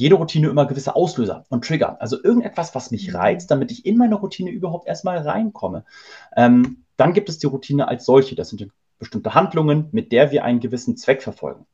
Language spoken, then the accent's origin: German; Hamburg, Germany; wir kommen nämlich aus Hamburg